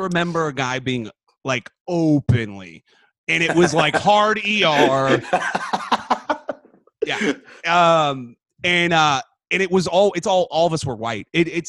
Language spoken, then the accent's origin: English; San Antonio, Texas, United States; also born or lived in Plano, Texas; I grew up in San Antonio.